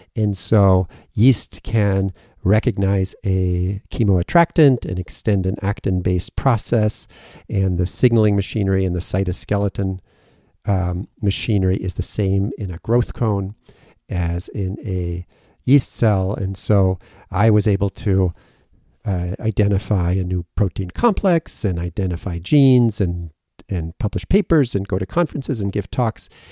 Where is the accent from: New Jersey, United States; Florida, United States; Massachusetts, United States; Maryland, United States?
Massachusetts, United States; Western; also born or lived in Germany; I was born in Germany, and then I grew up in Western Mass and moved back and forth between Germany and, and Massachusetts a, a bit